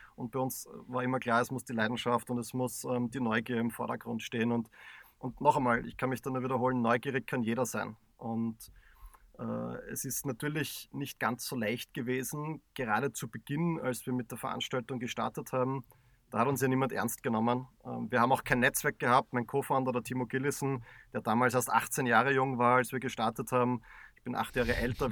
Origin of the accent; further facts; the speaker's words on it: Graz, Styria, Austria; wir als waschechte Grazer